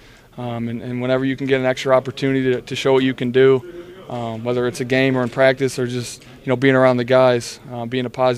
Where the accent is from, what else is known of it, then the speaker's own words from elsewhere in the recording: Michigan, United States; moved away as an adult; now in Tampa, United States; I'm from Michigan